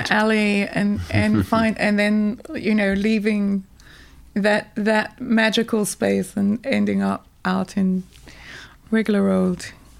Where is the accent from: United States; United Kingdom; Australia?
United Kingdom; Wales; And I said, oh, I'm Welsh.